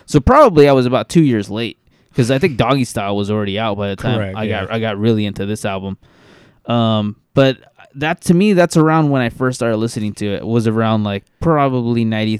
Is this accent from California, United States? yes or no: yes; Bakersfield, California, United States; I grew up in the hood. I grew up in East Bakersfield, and I remember we didn't have cable